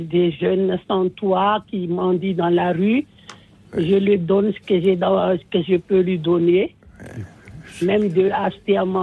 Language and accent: French; Madagascar; now in France; parce que moi-même, je suis de Madagascar.